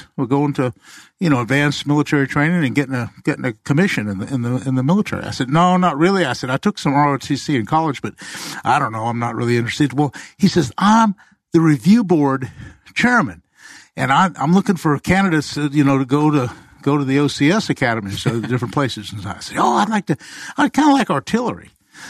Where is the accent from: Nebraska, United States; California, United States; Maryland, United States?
Maryland, United States; I grew up in Maryland